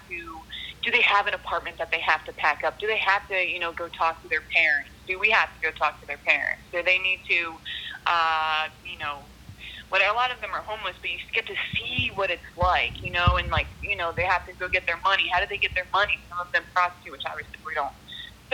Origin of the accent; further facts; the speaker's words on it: South Florida, United States; I grew up here in South Florida